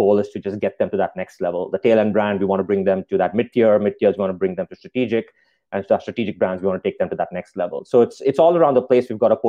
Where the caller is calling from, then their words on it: Spokane, Washington, United States; We are in Spokane, Washington.